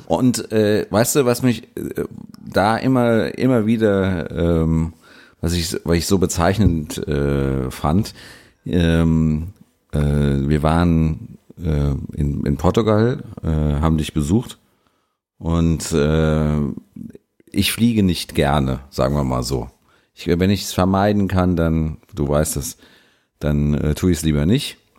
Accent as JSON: {"language": "German", "town": "Mainz", "region": "Rhineland-Palatinate", "country": "Germany", "tie": "born or raised there", "said": "meine Heimat ist Mainz"}